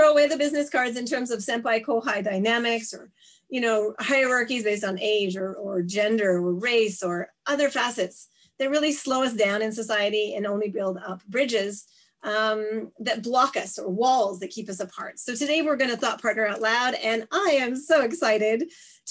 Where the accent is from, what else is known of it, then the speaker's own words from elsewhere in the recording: Canada; also born or lived in Montreal; now in Japan; I'm a Canadian political scientist living and teaching in Japan